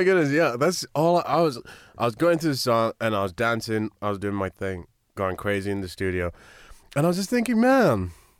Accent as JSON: {"language": "English", "country": "Kenya", "said": "I'm from Kenya"}